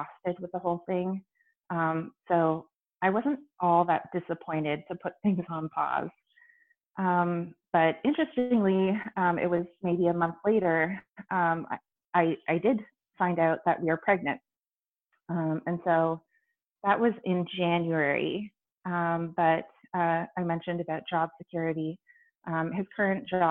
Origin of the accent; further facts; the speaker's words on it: Canada; I'm Canadian